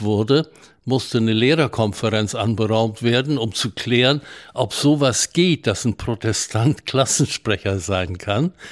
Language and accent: German; Bavaria, Germany; moved away; also born or lived in Memel (Klaipėda), Lithuania / Hamburg; in den Fluchtwirren landeten wir in Bayern. Und ich bin in Bayern aufgewachsen